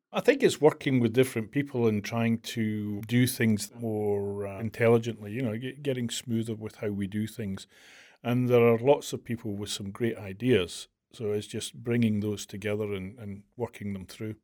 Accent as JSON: {"language": "English", "town": "Glasgow", "region": "Scotland", "country": "United Kingdom", "tie": "born or raised there", "accent": "Scottish", "said": "I was born in Glasgow in nineteen sixty-four"}